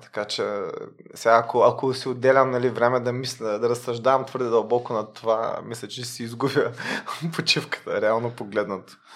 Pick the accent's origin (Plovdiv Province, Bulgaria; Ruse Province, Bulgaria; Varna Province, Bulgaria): Varna Province, Bulgaria; Varna; moved away as an adult; also born or lived in Sofia / Belgium / Netherlands; now in Luxembourg; аз поне съм от Варна